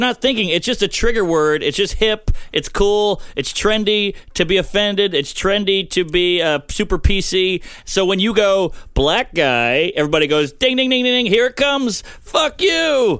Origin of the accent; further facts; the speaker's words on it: the South, United States; moved away; I'm from the South. There's way more integration of black and white than up here.